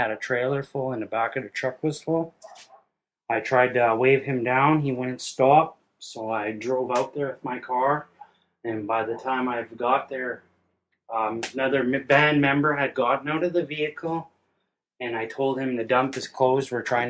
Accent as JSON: {"language": "English", "town": "Thunder Bay", "region": "Ontario", "country": "Canada", "tie": "born or raised there", "said": "I'm from Fort William First Nations. I lived here all my life. I was born January 14th, 1982."}